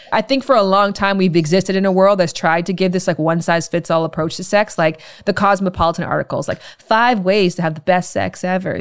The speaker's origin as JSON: {"language": "English", "town": "Toronto", "region": "Ontario", "country": "Canada", "said": "I'm from Canada and I'm from Ontario specifically, Toronto more specifically"}